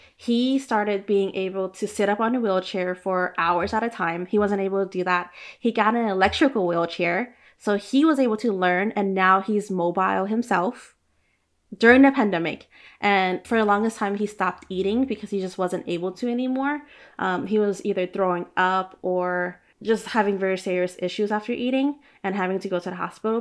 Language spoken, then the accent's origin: English; Oakland, California, United States; I grew up by Chinatown in Oakland